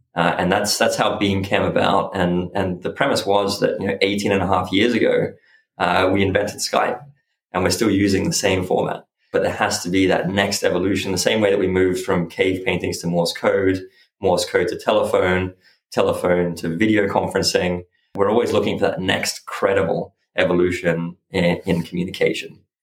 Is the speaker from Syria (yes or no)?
no; Byron Bay, New South Wales, Australia; born or raised there; also born or lived in Switzerland; now in London, United Kingdom